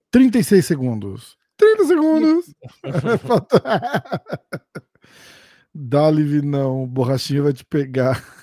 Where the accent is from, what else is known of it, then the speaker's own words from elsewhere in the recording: São Paulo, Brazil; Eu sou do estado de São Paulo.